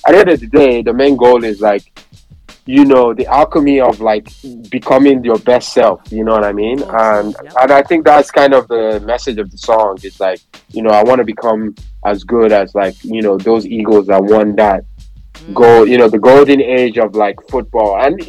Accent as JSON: {"language": "English", "country": "Nigeria", "said": "just that memorabilia of like, being Nigerian. And like, you know, at that point, I was so proud to be Nigerian."}